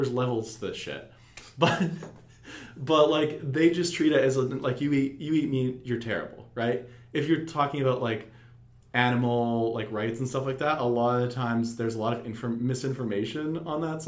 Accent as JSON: {"language": "English", "region": "Alberta", "country": "Canada", "moved": "yes", "lives_now": "Vancouver, Canada", "said": "I'm from Alberta"}